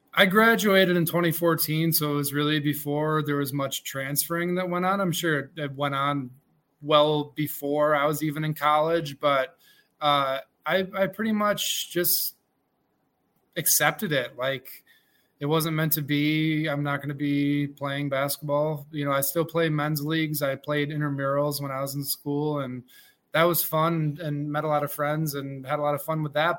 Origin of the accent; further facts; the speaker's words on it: Mexico, New York, United States; I grew up in Mexico, New York